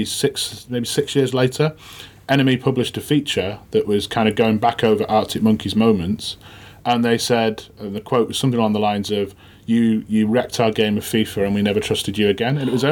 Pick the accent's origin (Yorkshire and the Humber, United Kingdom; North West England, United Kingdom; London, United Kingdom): Yorkshire and the Humber, United Kingdom; Sheffield; I'm from Sheffield. You know, I live in Sheffield at the moment.